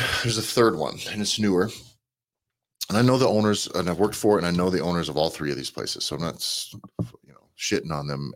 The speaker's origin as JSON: {"language": "English", "country": "United States"}